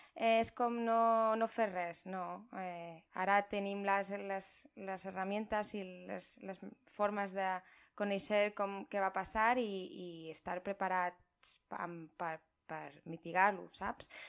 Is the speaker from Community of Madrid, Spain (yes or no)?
yes; Madrid, Community of Madrid, Spain; Catalan is a second language; moved away; sóc de Madrid, llavors, eh, perdó si el meu català no és 100% perfecte